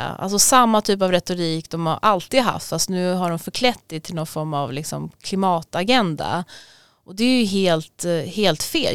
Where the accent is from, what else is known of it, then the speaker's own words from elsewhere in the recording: Sweden; vi har ett extra ansvar som svenskar